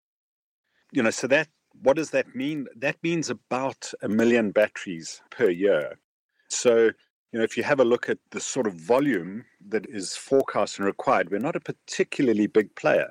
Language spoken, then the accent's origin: English; Johannesburg, Gauteng, South Africa; moved away as an adult; now in Lusaka, Zambia; I grew up in Johannesburg.